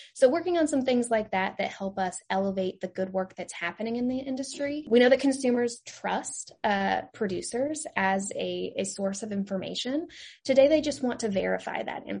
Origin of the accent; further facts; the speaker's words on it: Eastern Oregon, United States; moved away as an adult; also born or lived in Kansas / North Carolina; I am originally from Oregon. I grew up in a very small rural community in Eastern Oregon